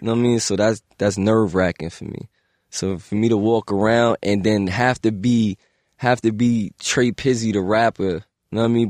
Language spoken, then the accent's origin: English; New York City, New York, United States; I'm from the Bronx.